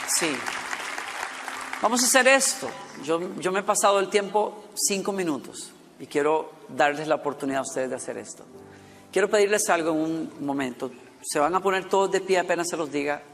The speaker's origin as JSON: {"language": "Spanish", "country": "Costa Rica", "tie": "born or raised there", "moved": "yes", "said": "de Costa Rica, donde estuvimos en mi país natal. Y llevé a mi hija por primera vez al pueblo donde yo crecí"}